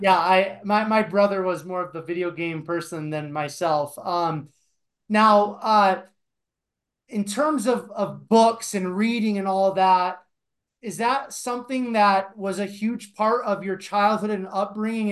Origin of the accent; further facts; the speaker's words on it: Iowa, United States; moved away as an adult; also born or lived in Denver; I grew up in Iowa